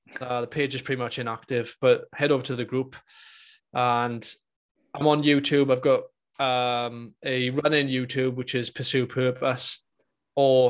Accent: Welsh, Wales, United Kingdom; being Welsh

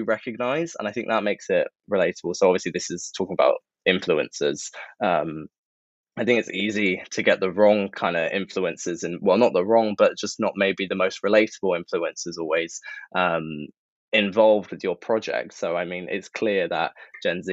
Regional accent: London, United Kingdom; I'm from London, was born here, based here

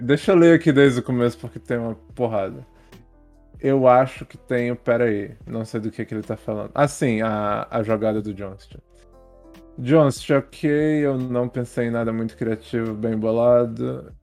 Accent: France; Portuguese is a second language; moved away; eu sou francês

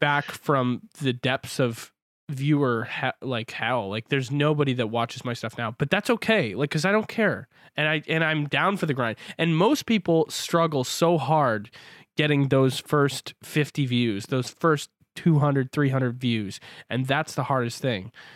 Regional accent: Canada; I'm from Canada. I live on the West Coast.

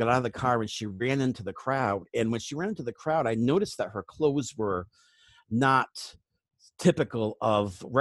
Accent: New England, United States; I grew up in New England

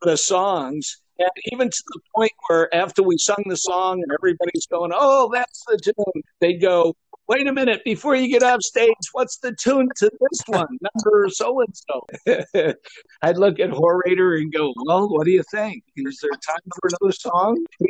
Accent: Massachusetts, United States; moved away as an adult; also born or lived in Okinawa; I grew up in Massachusetts

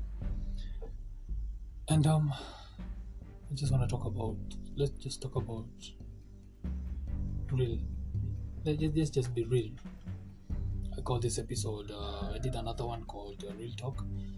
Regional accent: Kenya; first language Kikuyu; English is a second language; my mother tongue, which is Kikuyu

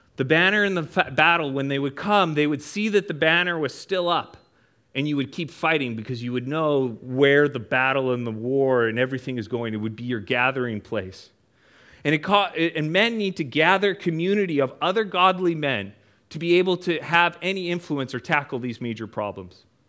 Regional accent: Prince George, British Columbia, Canada; I'm from Canada. For those of you that don't know, way up in the mountains of Canada in a town called Prince George

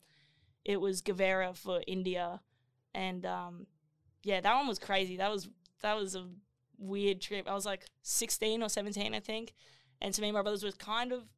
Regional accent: Gold Coast, Queensland, Australia; I was born in Southport Hospital, but like grew up in like Burley when I was younger

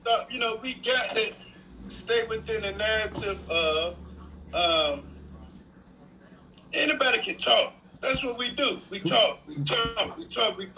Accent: North Carolina, United States; now in Philadelphia, United States; Uh, I'm from North Carolina. Philly now.

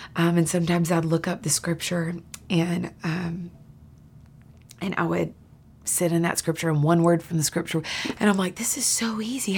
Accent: Nashville, Tennessee, United States; I grew up right here in Nashville, Tennessee

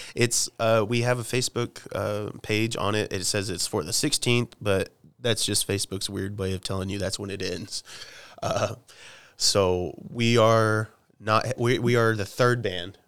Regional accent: Oklahoma, United States; I'm from Oklahoma, and we, we say dude and chick

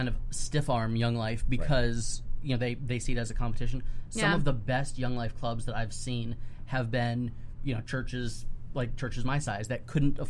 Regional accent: Pinellas County, Florida, United States; moved away as an adult; also born or lived in Dallas, Texas / Fort Worth, Texas; I grew up here in Pinellas County, and zero Young Life presence, right. You know, through the 90s when I was growing mm-hmm. up. When I moved to Texas to go to graduate school

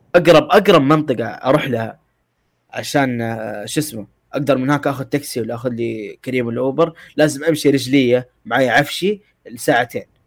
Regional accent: Mecca, Makkah Province, Saudi Arabia; انا من شرق مكه

